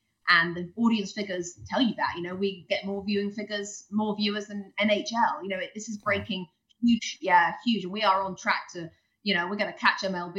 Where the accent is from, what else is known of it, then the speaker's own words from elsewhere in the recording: England, United Kingdom; And also with the two Robbies being on the set, and then we're all English, that kind of helps too, I think.